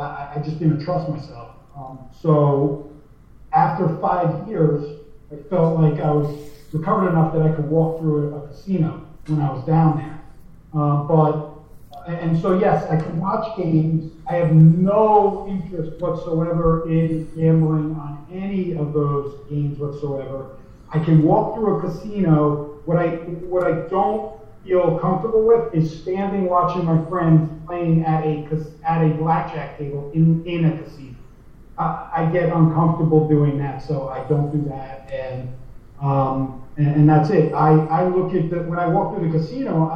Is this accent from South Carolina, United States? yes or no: no; New Jersey, United States; I grew up in New Jersey